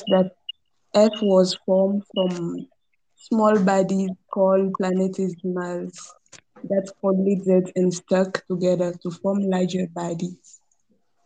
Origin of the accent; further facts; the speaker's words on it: Burkina Faso; now in Algeria; from Burkina Faso.